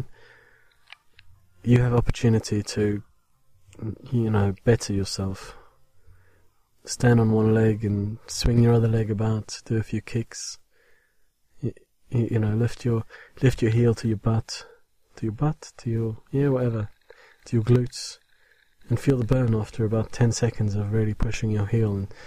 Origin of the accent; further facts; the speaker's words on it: South Africa; now in England, United Kingdom; I am English. Well, English-speaking, South African-born, obviously. And, with British citizenship now.